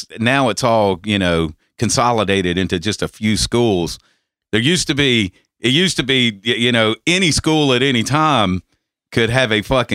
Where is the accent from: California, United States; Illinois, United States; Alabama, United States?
Alabama, United States; accent: southern; also born or lived in North Carolina; now in Georgia, United States; I was born in the Bear Bryant era of Alabama.